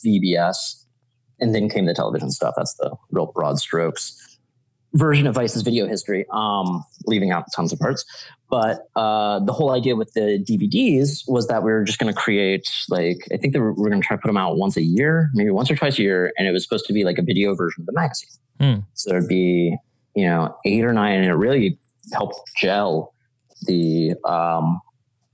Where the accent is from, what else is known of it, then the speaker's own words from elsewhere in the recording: Atlanta, Georgia, United States; moved away as an adult; now in New York, United States; where I grew up in Georgia.